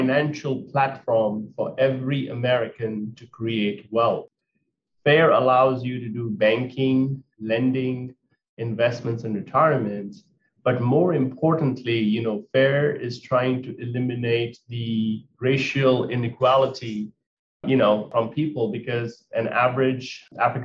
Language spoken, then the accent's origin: English; India; moved away as an adult; now in United States; As an Indian immigrant that came at the age of 19 years old to America with only $100 in my pocket